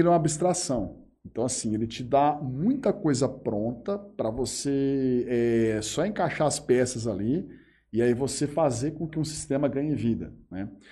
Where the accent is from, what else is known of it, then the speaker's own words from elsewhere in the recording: Urânia, São Paulo, Brazil; also born or lived in Jales; eu vivi a minha vida toda em Urânia